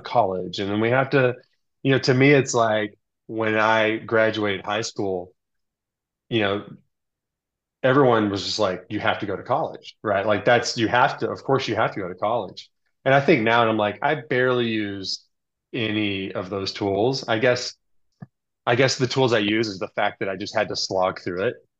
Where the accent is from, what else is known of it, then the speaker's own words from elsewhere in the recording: Texas, United States; moved away as an adult; also born or lived in Southern California; I grew up in Texas where you think of like country and cows, but actually I grew up in the suburbs